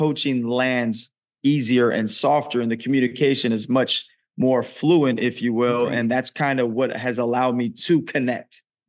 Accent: California, United States; also born or lived in Oakland; I was born in Oakland, California, raised in the Bay Area, and then jumped around a lot being a military brat.

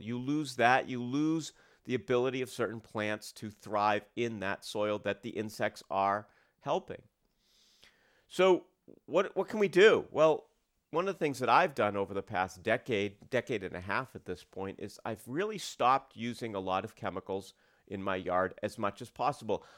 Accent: United States; I grew up outside of Portland

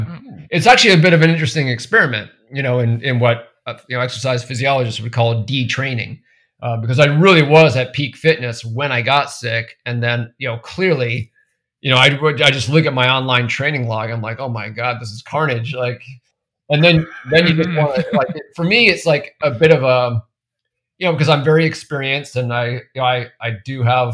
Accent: New Hampshire, United States; I grew up mostly in New Hampshire. Family bounced around a bit when I was very young, but most of my childhood was in New Hampshire.

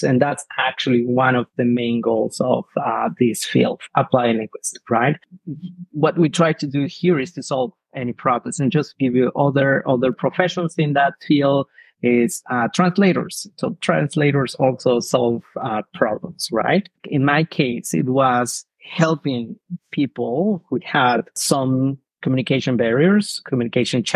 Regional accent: southern Mexico, Mexico; English is a second language; moved away as an adult; now in Canada; I'm from Mexico. I'm originally from south of Mexico. I was living in a very small town where everyone is connected

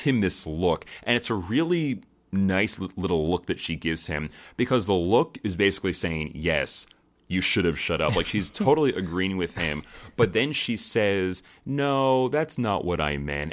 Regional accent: United States; Being an American

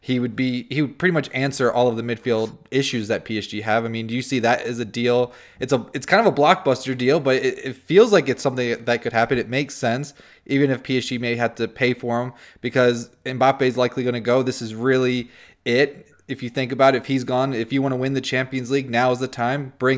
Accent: United States

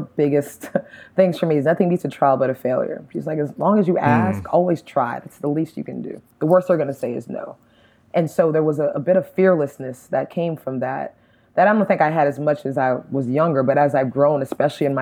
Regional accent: Miami, Florida, United States; now in Atlanta, United States; me growing up in Miami, I am American 100%

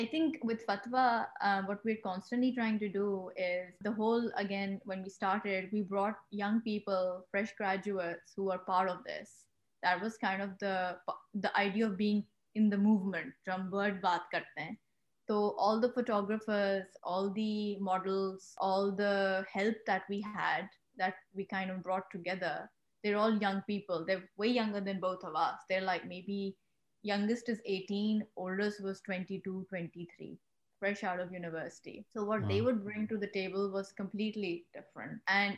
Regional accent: England, United Kingdom; But from where I stood, or from when I came from England, I was like, they're kids younger than me who own companies right now

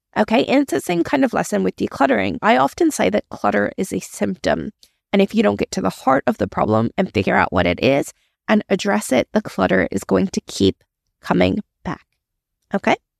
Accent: Maryland, United States; moved away as an adult; now in Australia; I originally grew up in the States. I am originally from Maryland, but I moved to Australia when I was in my early twenties.

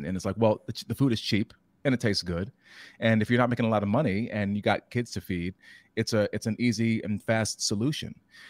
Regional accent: Newport News, Virginia, United States; even my hometown, Newport News

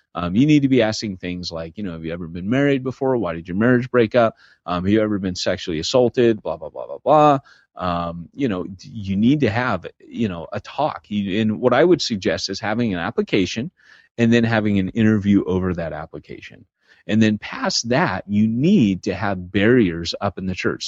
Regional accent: United States; moved away as an adult; also born or lived in Britain; I had a celebrity mentality as an American pastor.

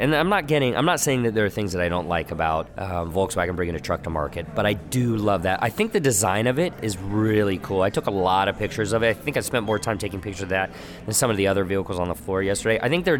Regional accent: United States; Me being the American

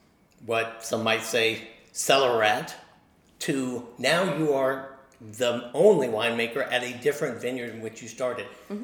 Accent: Maryland, United States; then I went up to my home state and found some decent winemakers there. But the thing is about Virginia is I think that you got your act together as winemakers about 10 years or 15 years before Maryland.

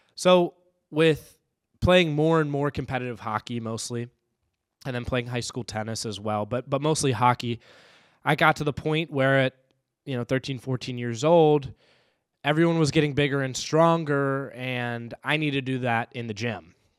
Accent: Raleigh, North Carolina, United States; now in Saint Paul, United States; growing up in Raleigh, North Carolina

